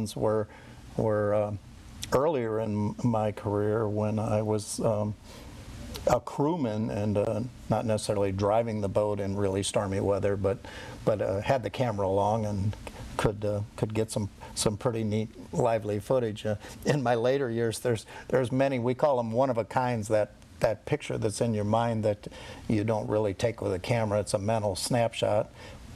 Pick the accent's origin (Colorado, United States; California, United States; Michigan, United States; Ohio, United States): Michigan, United States; Ludington; I grew up in Ludington, Michigan